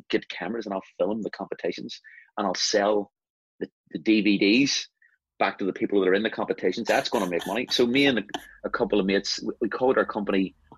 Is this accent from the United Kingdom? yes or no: yes; Belfast, Northern Ireland, United Kingdom; I'm West Belfast, and I didn't really stray beyond West Belfast